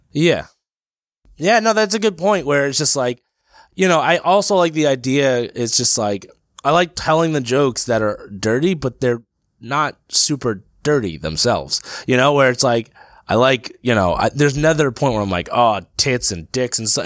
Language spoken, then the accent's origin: English; Brick, New Jersey, United States; also born or lived in Passaic, New Jersey / Lyndhurst, New Jersey; my hometown of Brick